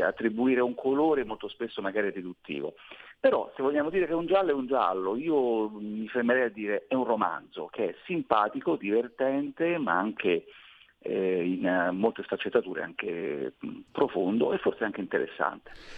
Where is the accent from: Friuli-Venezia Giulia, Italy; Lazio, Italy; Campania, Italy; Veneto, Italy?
Lazio, Italy; Latina; Io sono di Latina, quindi nelle campagne dell'Agropontino